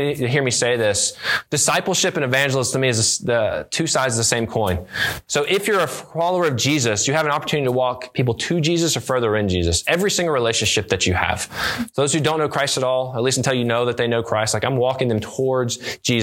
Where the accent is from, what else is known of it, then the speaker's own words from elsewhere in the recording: near Charlotte, North Carolina, United States; I grew up near Charlotte, North Carolina